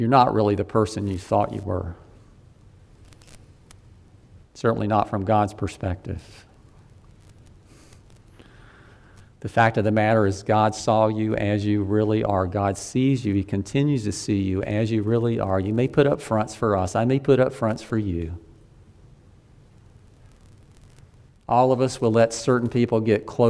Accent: Deep South, United States; I grew up in the Deep South.

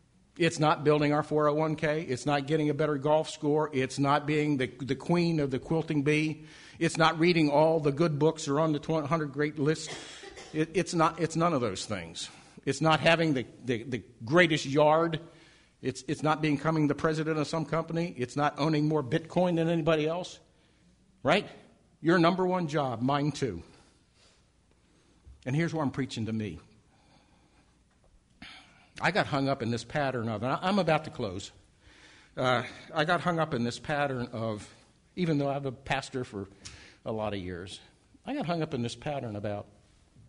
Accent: Baltimore, Maryland, United States; moved away

